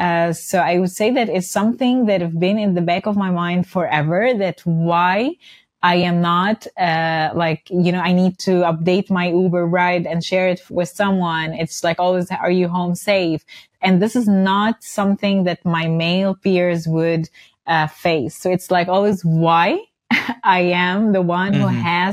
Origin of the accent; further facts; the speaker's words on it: Dubai, United Arab Emirates; also born or lived in Cairo; Yes, I was mentioning that I was born in Dubai and grew up in Dubai, actually. And then I returned to Cairo for university studies, for college.